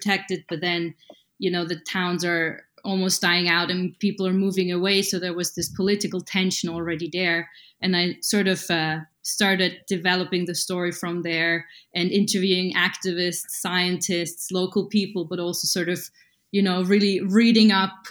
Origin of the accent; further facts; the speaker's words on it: Austria; moved away; near my hometown in the Austrian Alps